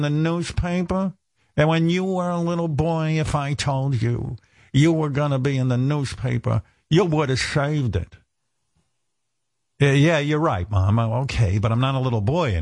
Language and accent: English; Roosevelt, New York, United States; I grew up in Roosevelt